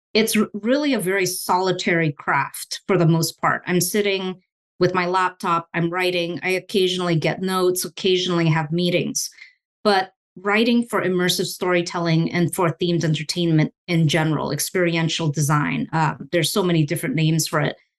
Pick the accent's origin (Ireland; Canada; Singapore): Singapore; moved away as an adult; also born or lived in Indonesia; now in United States; I was born in Indonesia and I grew up in Singapore.